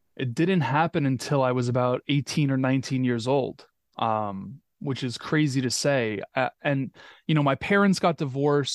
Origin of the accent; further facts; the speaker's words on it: New York, United States; growing up in New York.